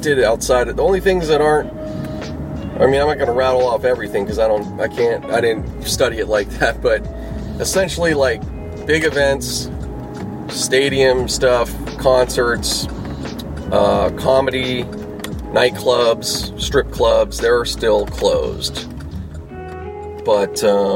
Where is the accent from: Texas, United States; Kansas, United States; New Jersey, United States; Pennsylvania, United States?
Pennsylvania, United States; Pittsburgh; now in Los Angeles, United States; I grew up back in Pittsburgh.